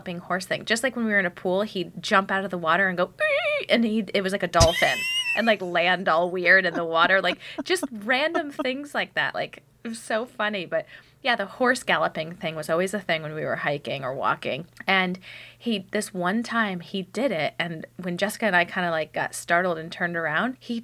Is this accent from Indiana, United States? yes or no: no; Connecticut, United States; I grew up in Connecticut